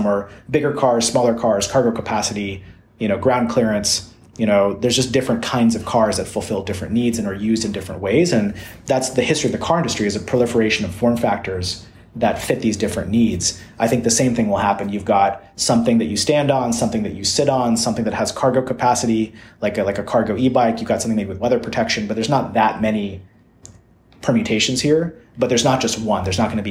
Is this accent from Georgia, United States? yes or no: yes; Georgia, United States; also born or lived in Louisiana / Texas; And, you know, I grew up in the southern United States. I grew up in Georgia and Louisiana and Texas.